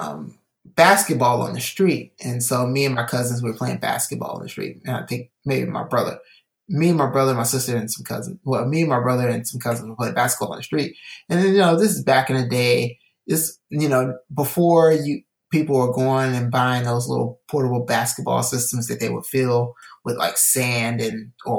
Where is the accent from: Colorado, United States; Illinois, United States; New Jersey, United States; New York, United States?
Illinois, United States; also born or lived in California; I came from California to Illinois.